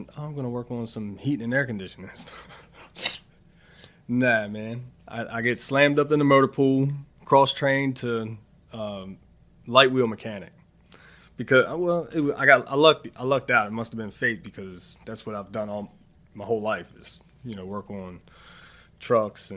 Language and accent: English; Baltimore, Maryland, United States; I'm from Baltimore.